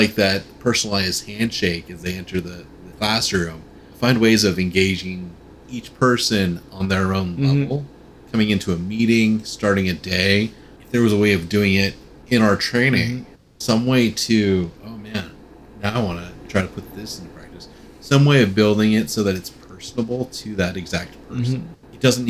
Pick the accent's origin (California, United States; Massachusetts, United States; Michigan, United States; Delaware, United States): California, United States; I grew up in Southern California, so like back before when the Rams were there for the first time and then when they left.